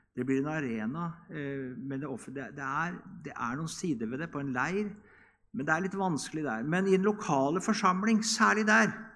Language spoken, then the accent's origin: Norwegian; Norway; Hjemme på Bedresund, når vi var små, så var det søndagsskole klokka ti